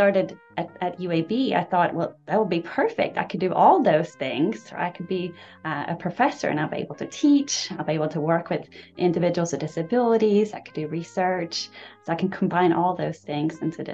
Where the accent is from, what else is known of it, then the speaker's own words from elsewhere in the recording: Stockholm, Stockholm County, Sweden; moved away as an adult; now in Birmingham, United States; my hometown of Stockholm